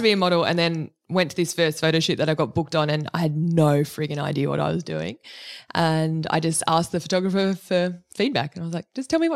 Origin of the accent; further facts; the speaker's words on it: Cronulla, New South Wales, Australia; moved away as an adult; also born or lived in New York; I grew up in Cronulla and I was a member of North Cronulla Surf Club since I was 5 years old